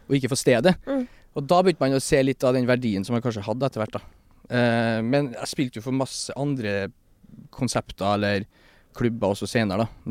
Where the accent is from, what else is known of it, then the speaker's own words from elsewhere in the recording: Stjørdal, Trøndelag, Norway; now in Oslo, Norway; en uh, albaner fra Stjørdal